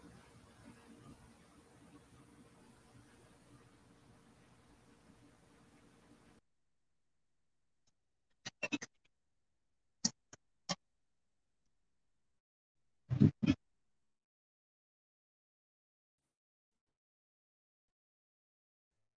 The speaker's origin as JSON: {"language": "English", "town": "Deposit", "region": "New York", "country": "United States", "tie": "born or raised there", "said": "my hometown of Deposit, New York"}